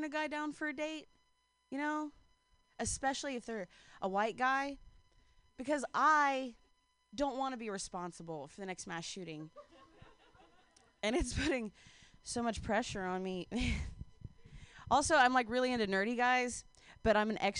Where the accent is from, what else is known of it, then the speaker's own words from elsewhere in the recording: Ohio, United States; I'm from Ohio